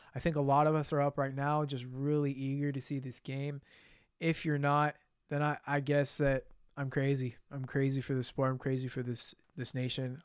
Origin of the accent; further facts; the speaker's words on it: United States; as an American